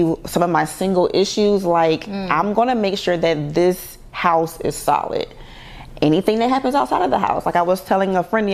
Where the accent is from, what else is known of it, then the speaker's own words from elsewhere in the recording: Savannah, Georgia, United States; I'm from Savannah, Georgia, little country girl.